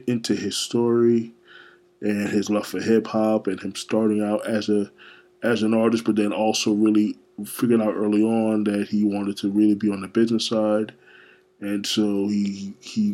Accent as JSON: {"language": "English", "town": "Orlando", "region": "Florida", "country": "United States", "tie": "born or raised there", "also_born_or_lived": "Brooklyn, New York", "said": "I'm a native New Yorker, but I left it when I was 7, so I moved to Orlando, so... Yeah. Orlando is really home for me"}